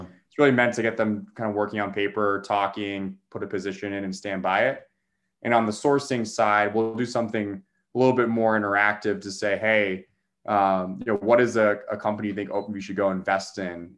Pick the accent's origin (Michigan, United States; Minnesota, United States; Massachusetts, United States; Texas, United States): Massachusetts, United States; Boston; also born or lived in New York; I'm from the Boston area